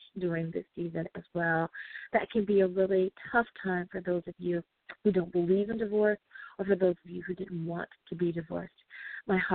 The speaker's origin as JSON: {"language": "English", "country": "United States", "said": "the good old U.S. of A. Woohoo! My home country"}